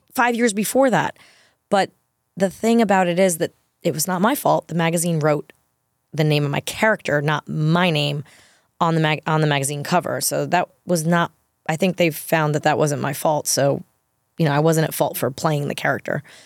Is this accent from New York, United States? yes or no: yes; New York, United States; moved away as an adult; also born or lived in Los Angeles; I, too, only went to World because I grew up in New York